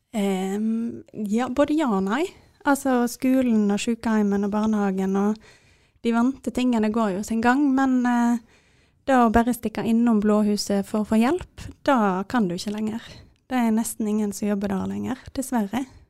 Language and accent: Norwegian; Jondal, Vestland, Norway; jeg er fra Jondal